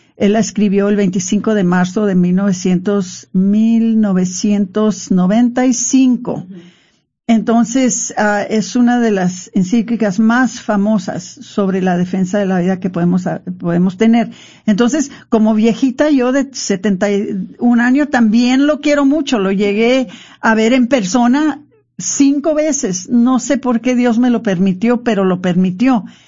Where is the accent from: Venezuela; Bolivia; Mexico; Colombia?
Mexico; nosotros los mexicanos